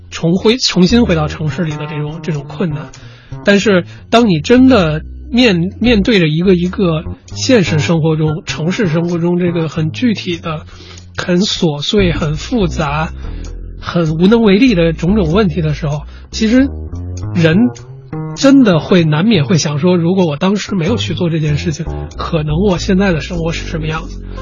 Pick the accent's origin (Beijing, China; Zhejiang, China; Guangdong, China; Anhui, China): Beijing, China; 我自己呢，是北方人，我是北京人